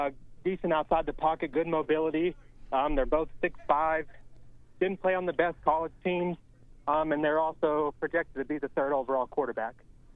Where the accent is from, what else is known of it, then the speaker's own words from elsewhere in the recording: United States; I'm from Carolina